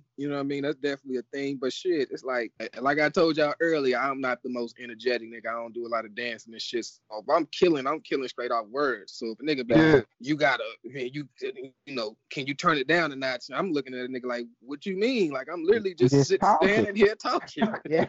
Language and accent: English; Austin, Texas, United States; Now I'm from Austin, so knowing everybody walking in that motherfucker.